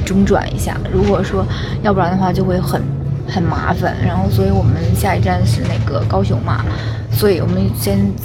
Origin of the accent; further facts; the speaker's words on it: Northeast China, China; 我们东北人都很热情的